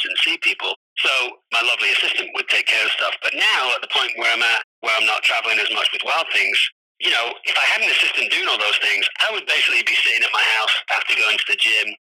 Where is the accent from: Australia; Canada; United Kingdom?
United Kingdom; Manchester, North West England; now in Los Angeles, United States; I'm from England, Manchester, the north of England